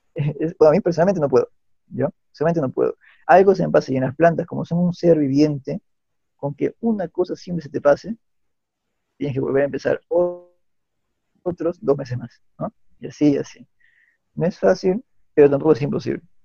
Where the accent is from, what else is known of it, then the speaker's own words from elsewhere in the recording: Lima, Peru; yo como agrónomo limeño